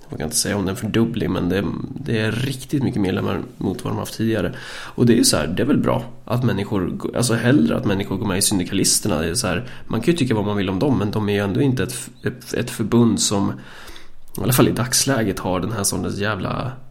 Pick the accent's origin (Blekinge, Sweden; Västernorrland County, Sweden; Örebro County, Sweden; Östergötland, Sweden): Örebro County, Sweden; vi kommer från Närke.